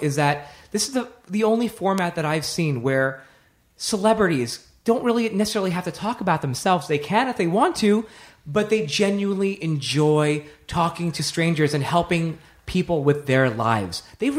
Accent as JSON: {"language": "English", "town": "Nashville", "region": "Tennessee", "country": "United States", "tie": "born or raised there", "said": "I grew up in Nashville and came out the first time in the 80s."}